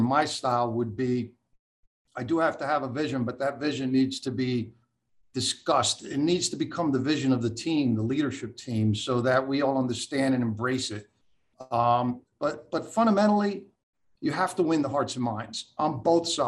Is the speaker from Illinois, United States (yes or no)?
no; Port Chester, New York, United States; moved away; also born or lived in New Jersey; In Westchester, in that Portchester area